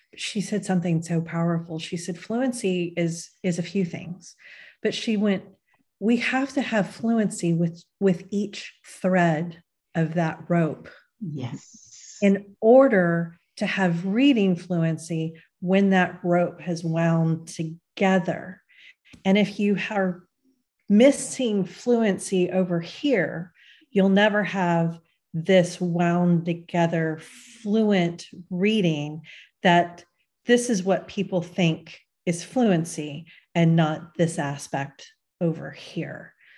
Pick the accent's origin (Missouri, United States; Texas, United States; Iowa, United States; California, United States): Texas, United States; my home state is, you know, when, when the right laws get proposed in Texas, I think Texas is going to be a major, major battleground state